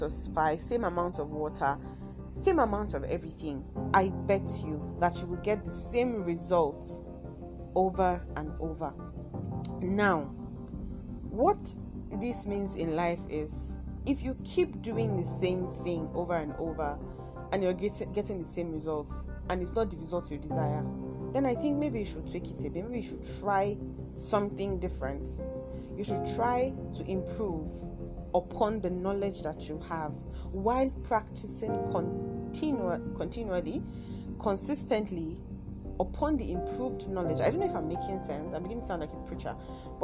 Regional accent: Kaduna, Kaduna State, Nigeria; accent: Nigerian, Kaduna; My Nigerian accent, I mean my Kaduna accent comes in once in a while

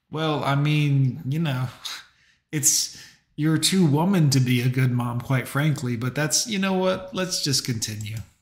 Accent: Fort Lauderdale, Florida, United States; I grew up in Fort Lauderdale.

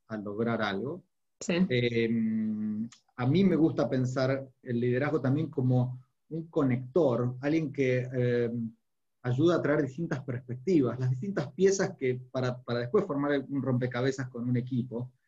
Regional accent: Argentina; fuera de la Argentina, de donde soy originario

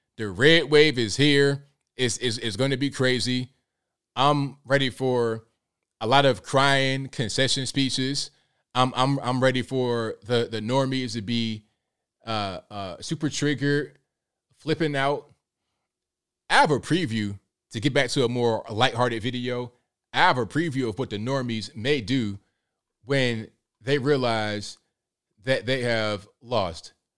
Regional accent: Virginia, United States; moved away; I'm from Virginia originally

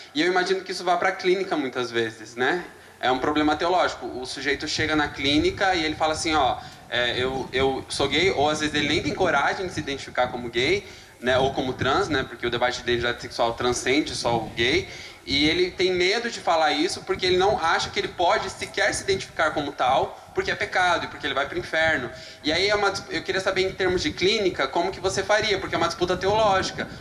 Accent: Curitiba, Paraná, Brazil; eu sou de Curitiba

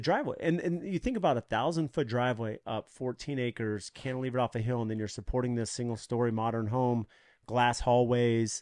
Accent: San Diego, California, United States; now in Arizona, United States; I grew up in San Diego and California

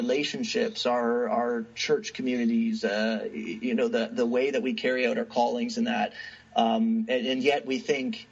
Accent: Canada; as a Canadian sitting on this side of the border

